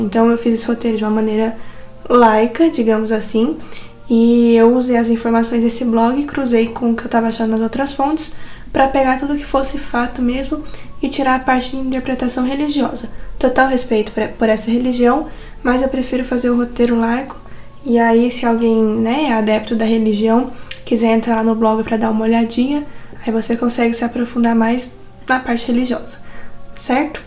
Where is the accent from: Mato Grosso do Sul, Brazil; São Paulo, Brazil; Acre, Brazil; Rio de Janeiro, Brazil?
São Paulo, Brazil; accent: caipira; O nosso ataque é caipira